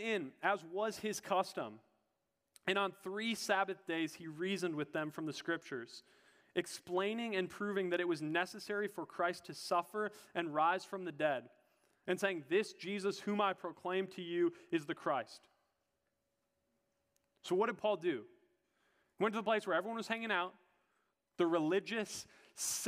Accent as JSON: {"language": "English", "region": "Minnesota", "country": "United States", "said": "I'm a Minnesotan"}